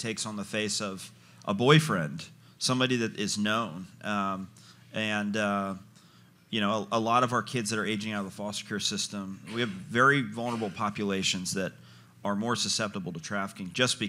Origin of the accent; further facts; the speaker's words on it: Virginia, United States; I grew up in Virginia. That's kind of close enough.